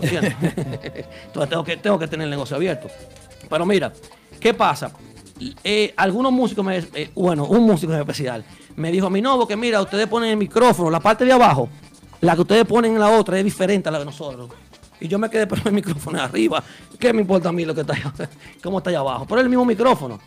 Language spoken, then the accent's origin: Spanish; Santo Domingo, Dominican Republic; yo soy de la capital